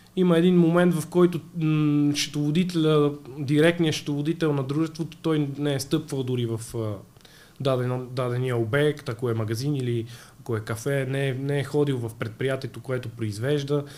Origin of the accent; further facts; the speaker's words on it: Sofia, Sofia City, Bulgaria; В тинейджерските години бях като всеки млад човек от София.